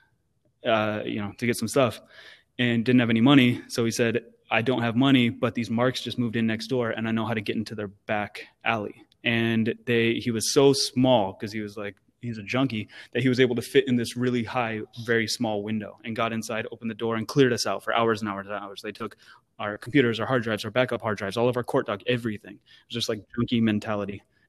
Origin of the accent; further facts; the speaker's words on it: Sacramento, California, United States; I'm from Sacktown